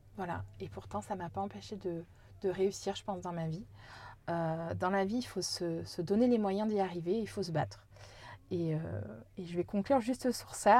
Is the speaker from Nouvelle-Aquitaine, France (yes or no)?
yes; Corrèze, Nouvelle-Aquitaine, France